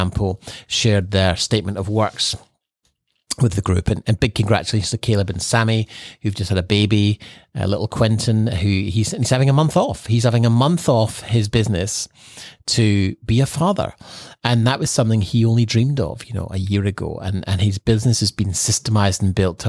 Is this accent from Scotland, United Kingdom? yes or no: yes; Scotland, United Kingdom; now in Sunshine Coast, Australia; growing up in Scotland